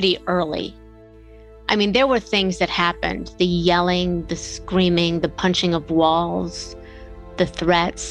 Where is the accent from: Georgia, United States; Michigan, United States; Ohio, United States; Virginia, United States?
Ohio, United States; Bellevue; I grew up in Bellevue, Ohio, which is a tiny little town smack between Toledo and Cleveland.